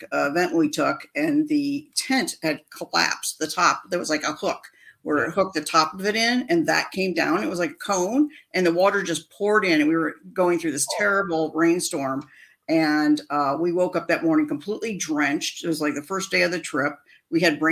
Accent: Indiana, United States; now in Phoenix, United States; Growing up in Indiana, we had the Orville Redenbacher Popcorn Festival

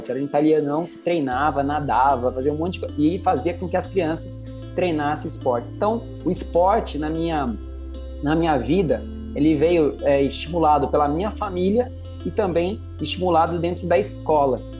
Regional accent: Pouso Alegre, Minas Gerais, Brazil; born there; Eu nasci é, em Pouso Alegre, sul de Minas Gerais. Lá, é, como toda, todo mineiro, tem boas montanhas e, eu adorava andar de bicicleta, adorava fazer esporte.

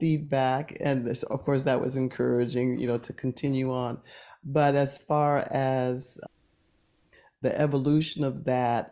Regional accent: Oakland, California, United States; growing up in Oakland

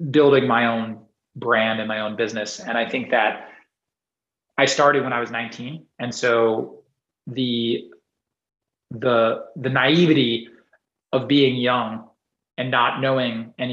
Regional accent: Singapore; now in United States; like when I was growing up in Singapore, and I would bike everywhere. I just go bike everywhere. I wouldn't. I didn't have a car until I came to the U.S.

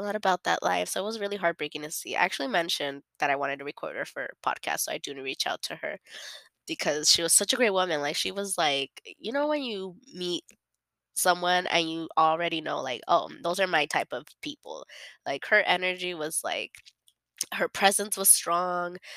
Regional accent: United States; I'm a born and raised in America

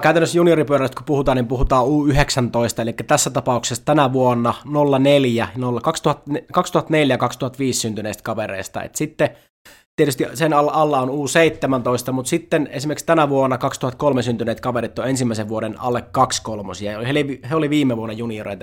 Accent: Iisalmi, North Savo, Finland; mä oon Iisalmesta kotoisin

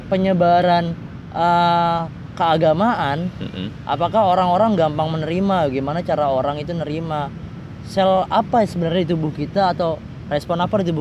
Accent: Jakarta, Indonesia; accent: Betawi Arab; bapak-bapak nih saya sekarang sedang mengeluarkan sedikit-sedikit nih logat-logat Jawa lagi padahal dulu logat saya Betawi Arab

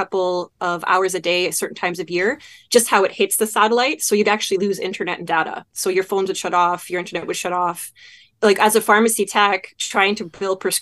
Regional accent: Manitoba, Canada; moved away as an adult; also born or lived in Canadian Arctic; as I grew up in Manitoba, I got my, you know, quotation marks, cold weather training.

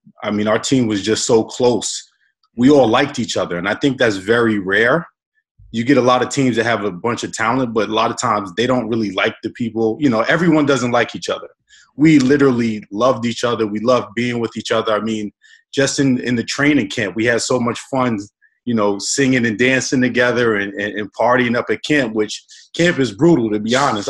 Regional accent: Baldwin, United States; as a kid growing up in Baldwin

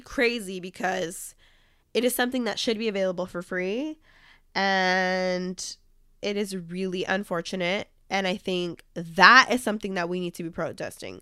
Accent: California, United States; my home state, like I'm from California

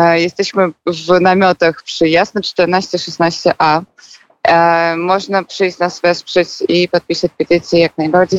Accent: Minsk, Belarus; moved away as an adult; now in Poland; ja pochodzę z Mińska

